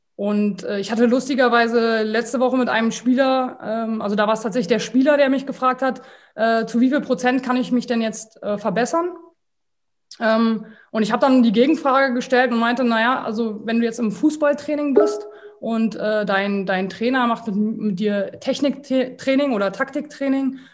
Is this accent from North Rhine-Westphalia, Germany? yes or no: no; Berlin, Germany; also born or lived in Slovakia; 36 Jahre alt, aus Berlin